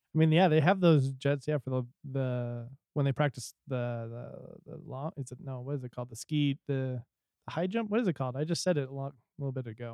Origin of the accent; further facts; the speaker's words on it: Utah, United States; we're from Utah